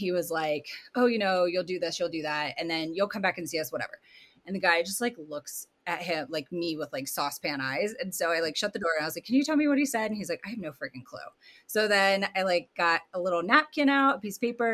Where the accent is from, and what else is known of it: Colorado, United States; born or raised there; also born or lived in Hershey, Pennsylvania / California